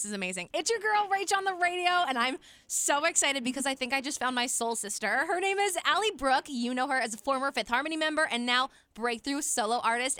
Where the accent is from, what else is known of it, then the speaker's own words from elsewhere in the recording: Philadelphia, Pennsylvania, United States; I'm from Philly, so I have no good excuse for saying the word y'all